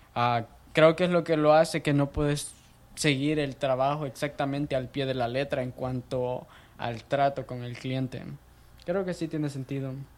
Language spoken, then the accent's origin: Spanish; El Salvador; moved away as an adult; now in United States; yo nací en El Salvador, tengo 22 años de edad